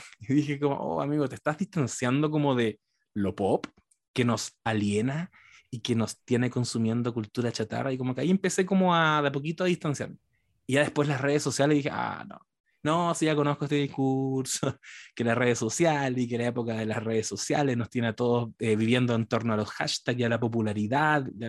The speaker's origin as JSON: {"language": "Spanish", "country": "Chile", "said": "yo soy el chileno post triunfo de la izquierda"}